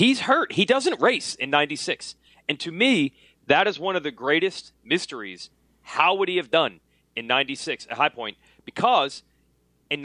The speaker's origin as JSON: {"language": "English", "region": "New Jersey", "country": "United States", "said": "I'm from New Jersey. We don't have mountains there."}